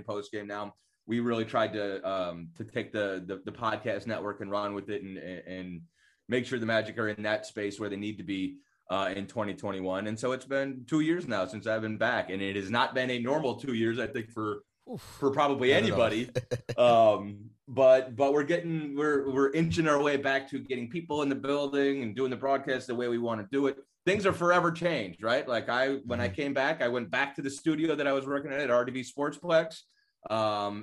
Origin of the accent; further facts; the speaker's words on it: outside of Cleveland, Ohio, United States; moved away as an adult; also born or lived in Florida; I was born outside of Cleveland, Ohio, and raised up in a small town